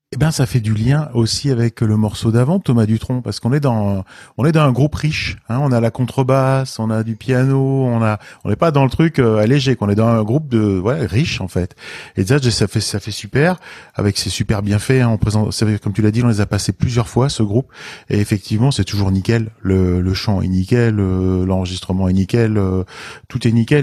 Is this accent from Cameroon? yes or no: no; Lorraine, Grand Est, France; je suis lorrain